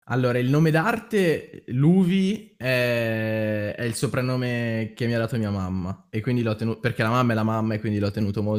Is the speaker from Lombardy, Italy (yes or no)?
yes; Lombardy, Italy; accent: Milanese dialect; io che parlo con dialetto milanese.